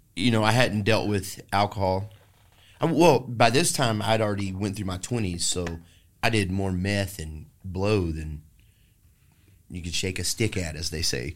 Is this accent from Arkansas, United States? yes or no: no; Maypearl, Texas, United States; now in Austin, United States; I was raised in Maypearl, Texas